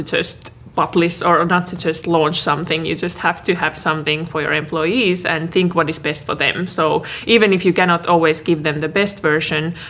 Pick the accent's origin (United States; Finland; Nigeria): Finland; moved away as an adult; Originally, I'm from Finland.